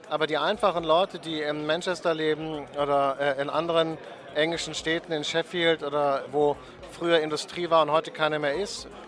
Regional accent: Germany; wir gerade als Deutsche

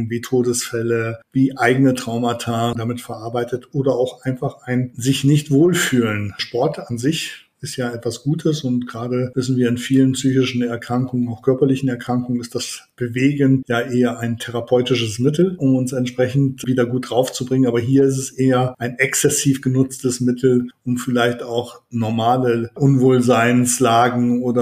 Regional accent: Leipzig, Saxony, Germany; ich komme ja aus Leipzig und es gibt gerade an der Universität Leipzig

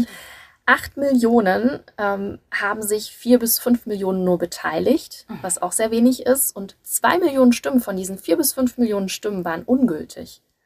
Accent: Germany; bei uns in Deutschland

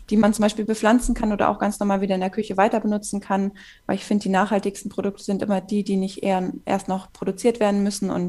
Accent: Hannover, Lower Saxony, Germany; now in Zwickau, Germany; Ursprünglich komme ich aus Hannover, aber wohne jetzt seit zwei Jahren in einem kleinen Dorf in Sachsen in der Region Zwickau.

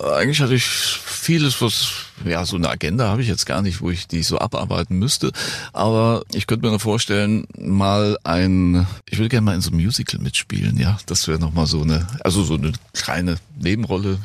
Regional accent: Frankfurt am Main, Hesse, Germany; now in Bad Camberg, Germany; Ich bin Frankfurter, Frankfurt-Main und bin jetzt dann natürlich auf so ein kleines Örtchen im Taunus gezogen, Bad mhm. Camberg

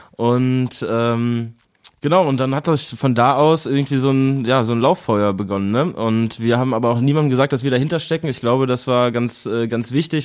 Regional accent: Cologne, North Rhine-Westphalia, Germany; also born or lived in Berlin; Ich bin natürlich auch in Köln geboren, äh, bin geboren im Agnesviertel und dann aufgewachsen am Zoo

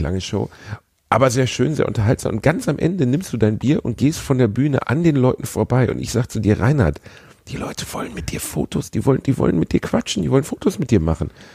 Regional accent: Gelsenkirchen, North Rhine-Westphalia, Germany; also born or lived in Osnabrück; ich komme aus Gelsenkirchen, da wird fick dich ins Knie zur Begrüßung gesagt

